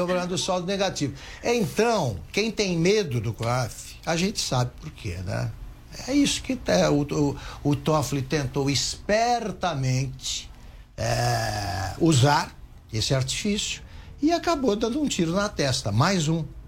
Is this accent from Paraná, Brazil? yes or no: no; Taquaritinga, São Paulo, Brazil; numa cidade como Taquaritinga, onde eu nasci